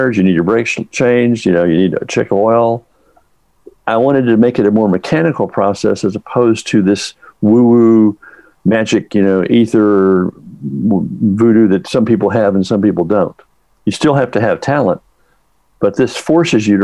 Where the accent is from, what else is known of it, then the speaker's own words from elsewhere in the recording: Texas, United States; I grew up in Texas